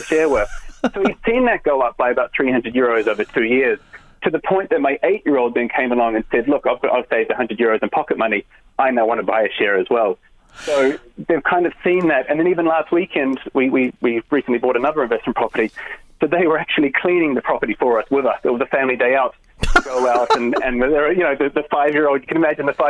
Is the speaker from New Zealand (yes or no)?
yes; New Zealand; now in Ireland; I'm from New Zealand originally